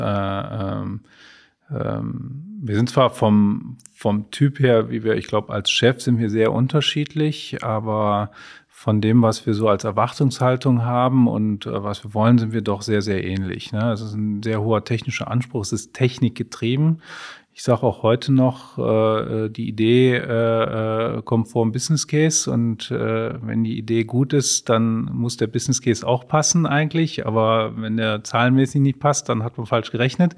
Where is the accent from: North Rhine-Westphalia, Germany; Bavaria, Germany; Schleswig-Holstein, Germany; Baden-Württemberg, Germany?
North Rhine-Westphalia, Germany; Mönchengladbach; Wir sind ja aus Mönchengladbach, wir wohnen auch noch in Mönchengladbach